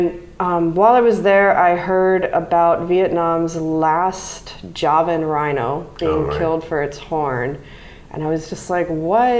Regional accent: Mississippi Gulf Coast, United States; I grew up on the Mississippi Gulf Coast

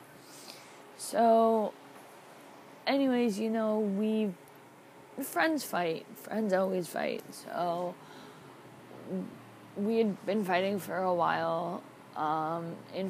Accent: Toronto, Ontario, Canada; I am from Toronto, Ontario, Canada.

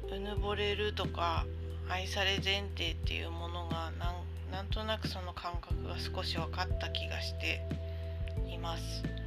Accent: Sendai, Miyagi, Japan; now in Kanto, Japan; 私今関東に住んでるけど出身は仙台市なの

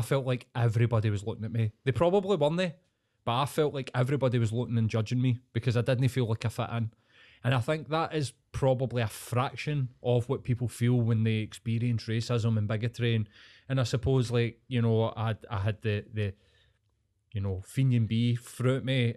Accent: Scotland, United Kingdom; I'm Scottish

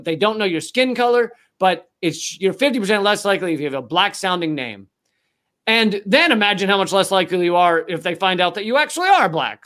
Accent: United States; I'm an American who was born and raised in America

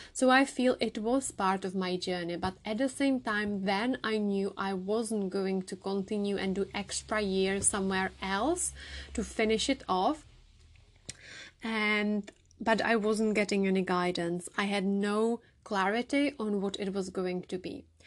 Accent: Czechia; English is a second language; moved away as an adult; now in United Kingdom; I am originally from the Czech Republic, as you can hear from my accent

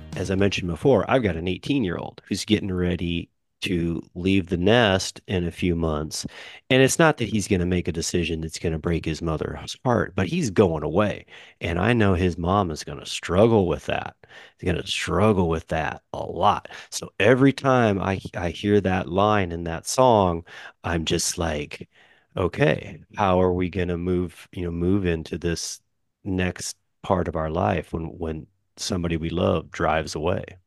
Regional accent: Kansas City, United States; I'm middle America, fly over country to, to some people, or as we generally refer to it, uh, the heartland. So Kansas City

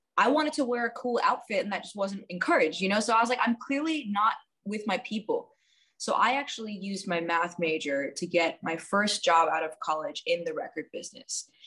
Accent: New York City, New York, United States; also born or lived in Washington, D.C.; I grew up in New York City and I had two fairly traditional Indian parents

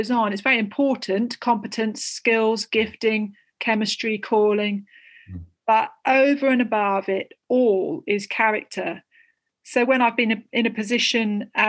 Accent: Southend-on-Sea, East of England, United Kingdom; moved away as an adult; also born or lived in Australia / Fiji; now in Sussex, United Kingdom; I was born in Essex, Southend-on-Sea, so Essex born and bred, lived briefly in Australia and Fiji.

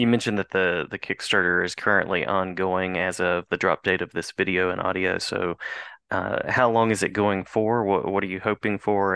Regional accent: West Virginia, United States; I'm from West

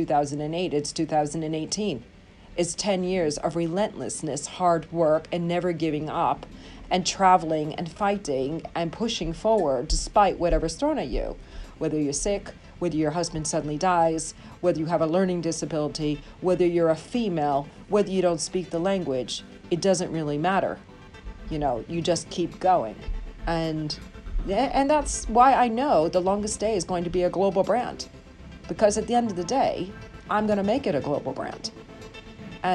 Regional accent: United States; now in London, United Kingdom; I'm an American living in London.

